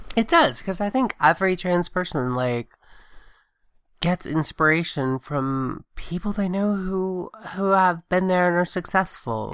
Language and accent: English; Augusta, Georgia, United States; also born or lived in Southwest Virginia / Blacksburg, Virginia / Tuscaloosa, Alabama / Athens, Georgia; I grew up in Augusta, Georgia, which is also very, very Republican, very military.